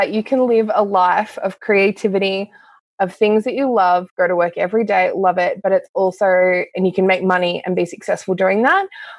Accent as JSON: {"language": "English", "area": "East Gippsland", "region": "Victoria", "country": "Australia", "tie": "born or raised there", "also_born_or_lived": "Canada", "moved": "yes", "lives_now": "Canberra, Australia", "said": "I am actually a very rural girl. I grew up in East Gippsland in Victoria, then moved to Canada, of all places"}